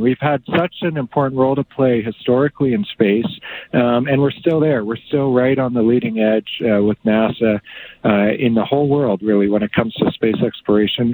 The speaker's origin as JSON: {"language": "English", "town": "Two Hills", "region": "Alberta", "country": "Canada", "tie": "born or raised there", "also_born_or_lived": "Fort Saskatchewan, Alberta", "said": "I was born in Fort Saskatchewan, you but I was mostly raised on our family farm. We we moved shortly thereafter, and uh, that farm is just located east of Two Hills. So I grew up on that cattle farm"}